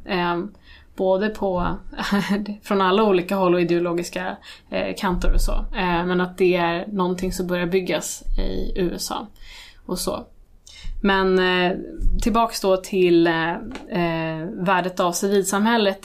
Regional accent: Sweden; vi kommer från Irak. Eh, nu är jag född i Sverige

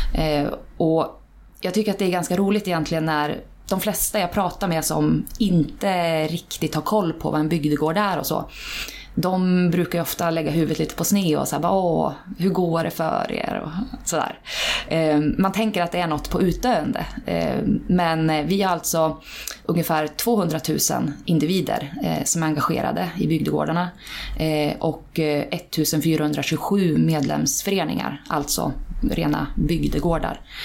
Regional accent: Iggesund, Gävleborg County, Sweden; now in Hallstahammar, Sweden; jag kommer från Iggesund, Hälsingland.

